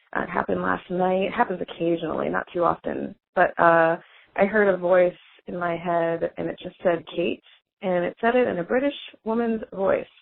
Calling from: Portland, Oregon, United States; I'm calling you from Overcast, Portland, Oregon

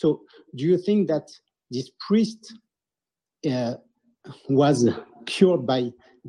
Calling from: Vendée, Pays de la Loire, France; So I'm calling you from Vendée in France.

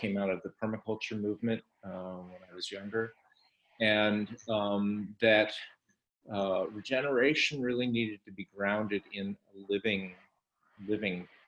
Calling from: Berlin, Germany; I'm participating tonight from Berlin, Germany

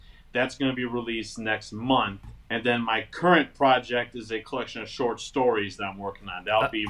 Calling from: Michigan, United States

